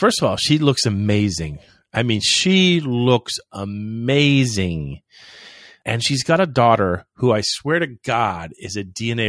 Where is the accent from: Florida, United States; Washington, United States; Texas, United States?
Florida, United States; But, you know, I'm from Florida. You know, you deal.